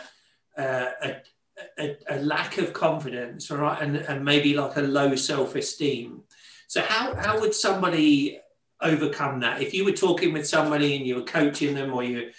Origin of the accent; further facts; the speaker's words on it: Leicester, East Midlands, United Kingdom; And I grew up in Leicester, in the Midlands, in England.